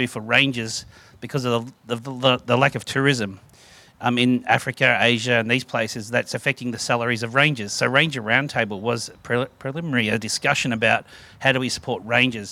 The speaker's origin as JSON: {"language": "English", "town": "Melbourne", "region": "Victoria", "country": "Australia", "tie": "born or raised there", "lives_now": "Mornington Peninsula, Australia", "said": "I was raised in Melbourne"}